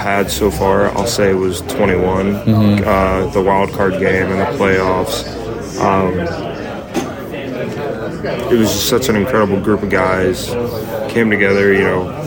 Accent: Illinois, United States; growing up in Illinois

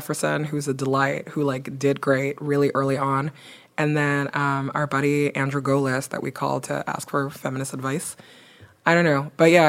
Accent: Belgium; also born or lived in Nigeria / Guinea; now in United States; I grew up in Belgium and in Nigeria. I am originally from Guinea.

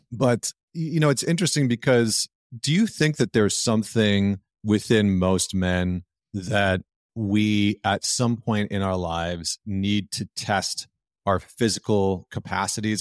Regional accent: Northern Alberta, Canada; growing up in Northern Alberta.

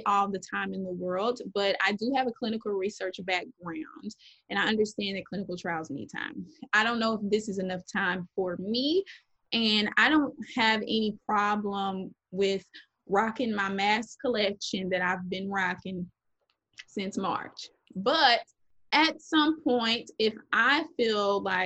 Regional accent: Dallas, Texas, United States; moved away as an adult; now in New Orleans, United States; I'm being from Dallas

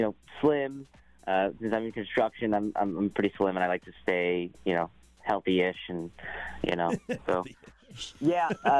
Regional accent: Marysville, Washington, United States; been in construction now for a while and been Marysville all my life.

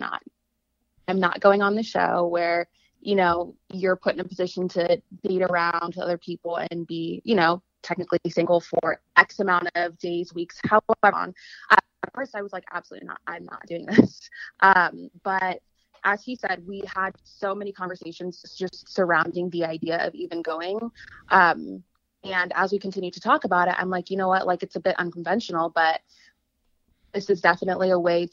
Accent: San Diego, California, United States; moved away as an adult; now in Los Angeles, United States; I was born and raised in San Diego, California. Recently moved

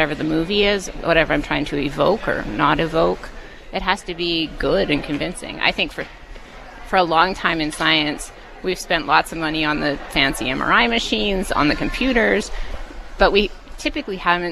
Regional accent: Vernon, British Columbia, Canada; I grew up in Vernon

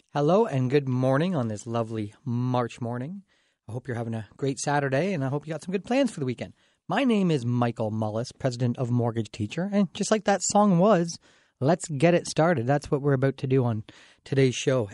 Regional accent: Dorchester, Ontario, Canada; I grew up in Dorchester, so I'm pretty proud of it

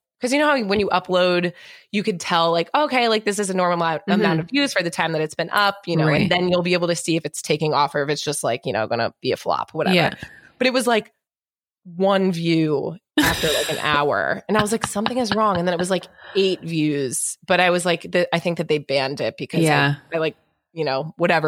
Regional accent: New York, United States; also born or lived in North Carolina; I grew up in New York.

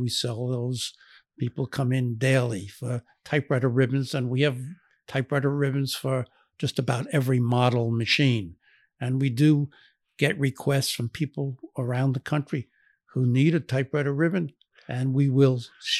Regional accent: Brooklyn, New York, United States; No, he was born and raised in Brooklyn, New York, like I was and my family was.

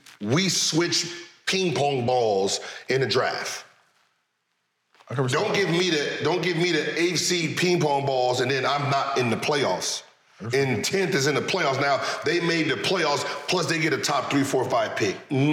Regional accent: New Jersey, United States; I was from Jersey.

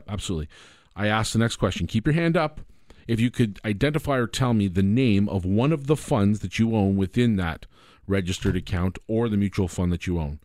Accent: Canada; I'm a Canadian

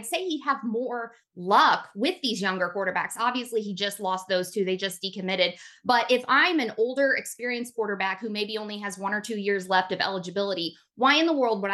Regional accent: Indianapolis, Indiana, United States; moved away as an adult; also born or lived in Tennessee; I am from Indianapolis, grew up there, and then I went to college at UT.

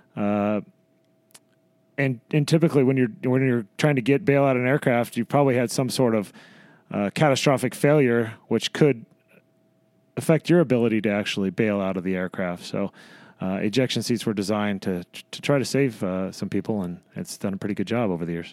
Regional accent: Madras, Oregon, United States; moved away as an adult; grew up in uh, a little town in Oregon called Madras

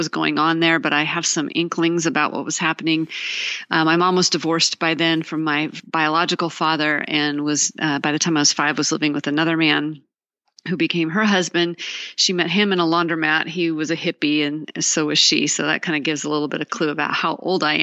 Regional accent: Seattle, Washington, United States; now in Dallas, United States; I grew up in the Seattle area

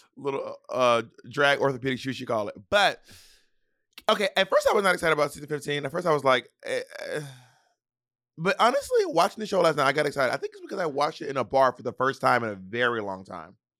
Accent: the South, United States; I'm Southern

